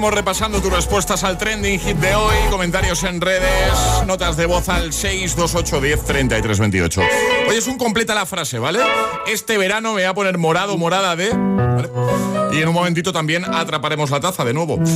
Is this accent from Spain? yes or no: yes; Barcelona, Catalonia, Spain; yo soy de Barcelona